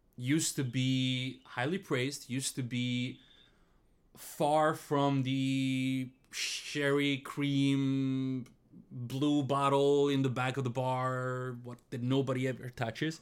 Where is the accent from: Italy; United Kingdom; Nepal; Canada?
Italy; moved away; I come from Italy